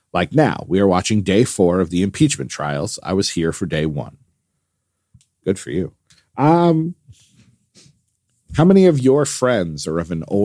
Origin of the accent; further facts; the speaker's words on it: Texas, United States; it will also snow in my hometown in Texas next week, which is seven hours south of me and near Houston.